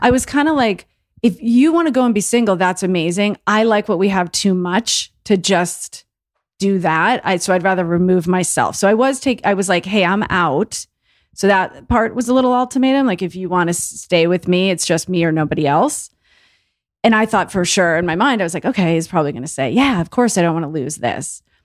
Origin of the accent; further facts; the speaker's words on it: Longmeadow, Massachusetts, United States; moved away; from a little tiny town in Massachusetts called Long Meadow, out in western